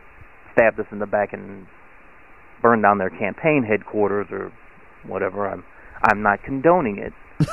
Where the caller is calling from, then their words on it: Akron, Ohio, United States; I'm calling again from Akron, Ohio.